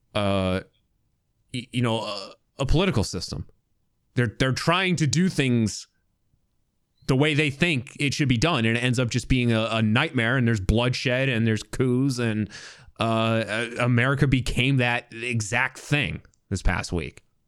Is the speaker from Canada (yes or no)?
no; United States; as an American